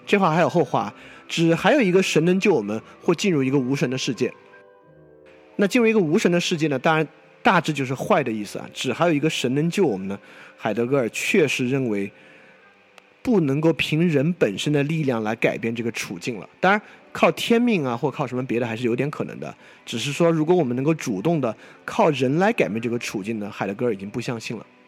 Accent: China; 作为一个中国人

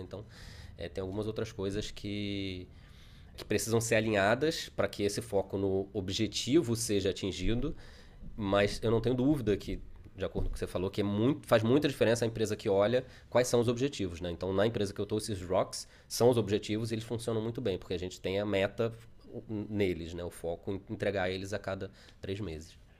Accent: Brazil; moved away as an adult; voltamos ao Brasil para visitar os parentes

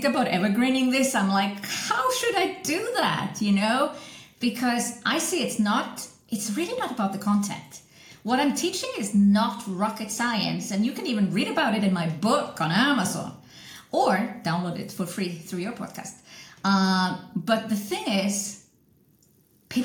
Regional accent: Iceland; also born or lived in Switzerland; I'm from Iceland originally

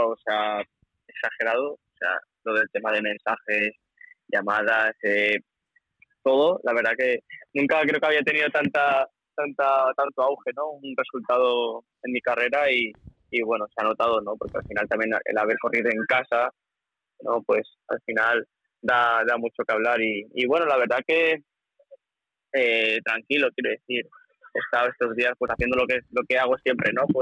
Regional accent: Valencian Community, Spain; la afición que, que generamos ¿no? en Valencia, en mi pueblo y tal

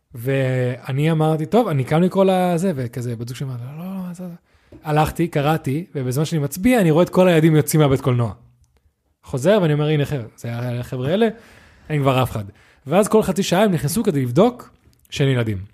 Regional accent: Netanya, Central District, Israel; now in Tel Aviv, Israel; אני והרג גדלנו בנתניה

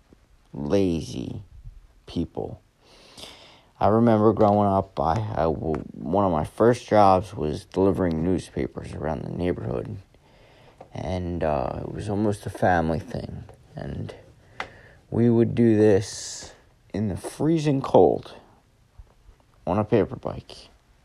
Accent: right outside of Philadelphia, Pennsylvania, United States; I was born right outside of Philadelphia, or grew up out right outside of Philadelphia.

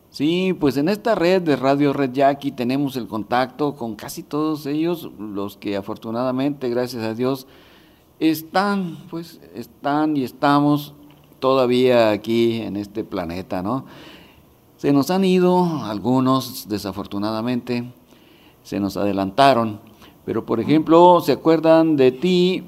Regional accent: Pueblo Yaqui, Sonora, Mexico; now in Toronto, Canada; es mi pueblo, que quiero mucho

